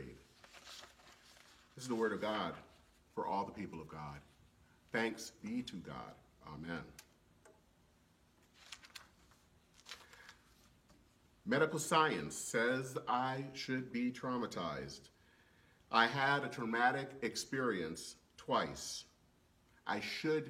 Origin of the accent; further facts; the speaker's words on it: Michigan, United States; I'm from Michigan